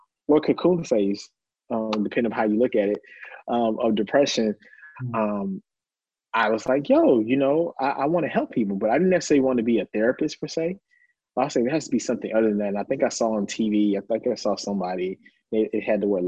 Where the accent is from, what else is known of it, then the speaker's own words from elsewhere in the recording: Lancaster, Texas, United States; I'm a country boy. I'm from Lancaster, Texas